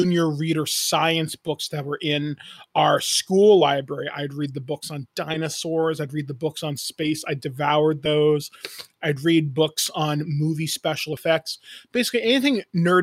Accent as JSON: {"language": "English", "area": "Owen Sound", "region": "Ontario", "country": "Canada", "tie": "born or raised there", "said": "I grew up in Northern Ontario. I grew up in a town near a place called Owen Sound"}